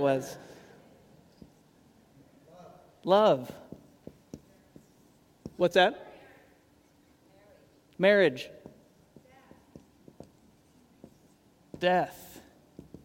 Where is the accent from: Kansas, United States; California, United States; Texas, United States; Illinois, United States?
Kansas, United States; moved away as an adult; now in Portland, United States; I grew up in Kansas